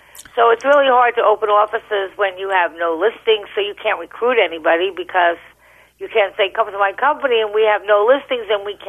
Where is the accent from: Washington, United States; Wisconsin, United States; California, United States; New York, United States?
New York, United States; Long Island; I had a wonderful childhood there. I loved the beach. I mean, I guess if you grew up in Long Island, you were at the beach all the time.